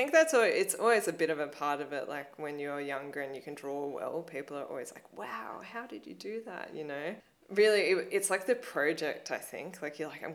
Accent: Blue Mountains, New South Wales, Australia; growing up in the Blue Mountains

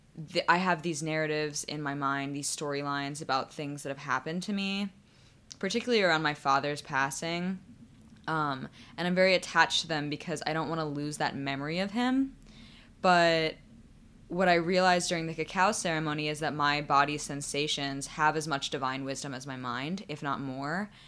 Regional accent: Sandy Hook, Connecticut, United States; I grew up in Sandy Hook

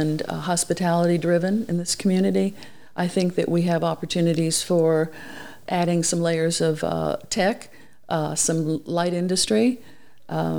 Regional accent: South Florida, United States; now in Ocean Springs, United States; I grew up in South Florida

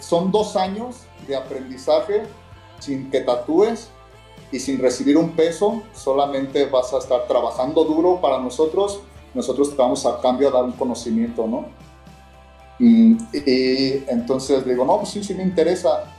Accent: León, Guanajuato, Mexico; soy de León, Guanajuato, entonces de un barrio

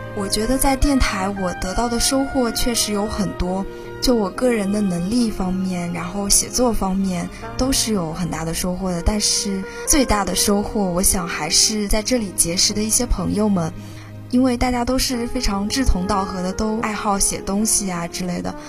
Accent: Huzhou, Zhejiang, China; 我的家乡是浙江湖州

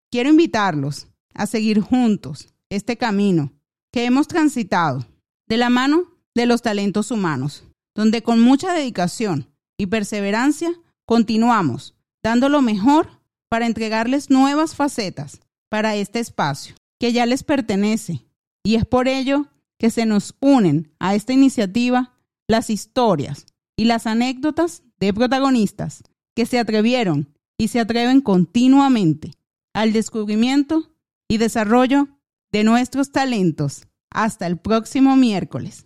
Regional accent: Venezuelan Andes, Venezuela; mis recuerdos que atesoro con toda mi alma, como lo son los momentos hermosos, paisajes y tradiciones de mi tierra

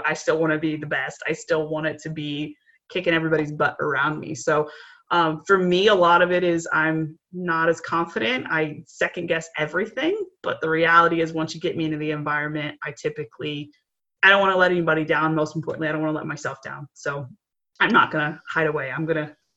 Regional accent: Chicago, Illinois, United States; I grew up in Chicago

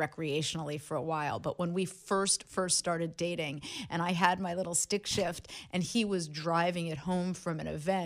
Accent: Los Angeles, California, United States; I grew up in Los Angeles

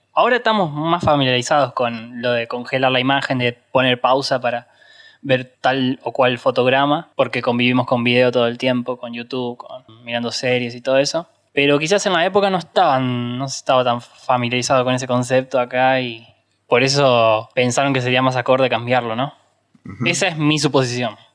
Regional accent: Argentina; los que somos de Argentina obviamente recordamos en el Virtual de Magic Kids

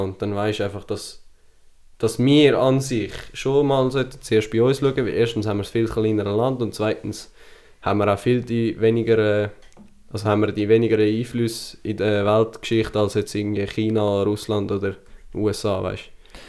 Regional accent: Switzerland; Selber sind wir Schweizer

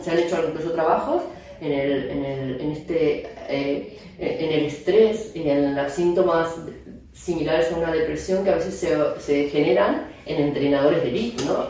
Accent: Argentina; moved away as an adult; also born or lived in Madrid, Spain; now in Barcelona, Spain; soy argentina, aunque llevo más de 7 años aquí en España

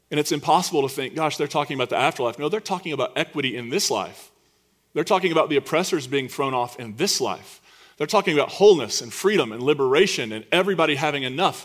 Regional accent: United States; as an American citizen, a straight, white, cisgendered American citizen

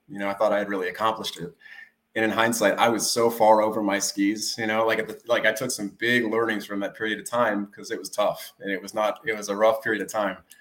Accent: Redwood City, California, United States; also born or lived in Alameda, California; I grew up out here in the Bay Area, California, um, born and raised in Redwood City

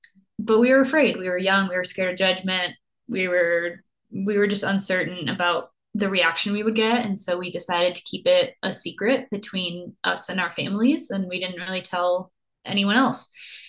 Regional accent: Costa Rica; also born or lived in Germany; I was born in Germany, but then grew up in Costa Rica, not because I have a military family or anything, but just because my mom loved to travel and was very spontaneous like that. And so I grew up in Costa Rica and by the beach

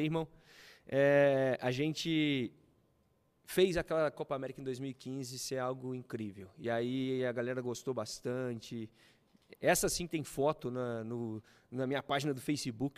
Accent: Juiz de Fora, Minas Gerais, Brazil; moved away as an adult; now in São Paulo, Brazil; voltei para Juiz de Fora, que eu sou de Juiz de Fora, eu vim em São Paulo fazer isso.

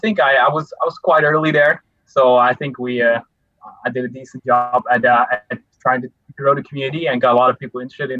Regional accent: Netherlands; I am 20 right now, and I'm from the Netherlands

